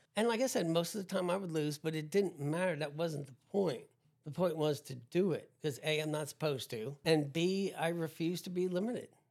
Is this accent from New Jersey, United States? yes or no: yes; New Jersey, United States; growing up in New Jersey